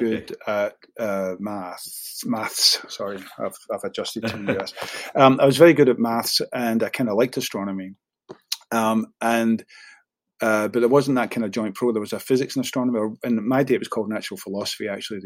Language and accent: English; Glasgow, Scotland, United Kingdom; moved away as an adult; now in Houston, United States; I was born and raised in Postle Park and then moved to the Milton. So not the most salubrious parts of Glasgow